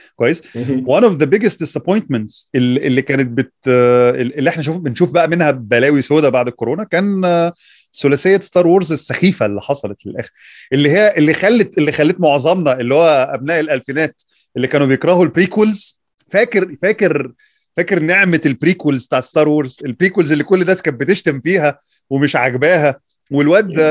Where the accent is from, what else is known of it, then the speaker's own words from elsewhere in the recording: Egypt; احنا عندنا في مصر